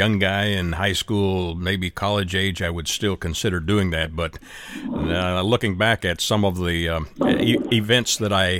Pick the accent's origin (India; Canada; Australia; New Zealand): Canada; being a Canadian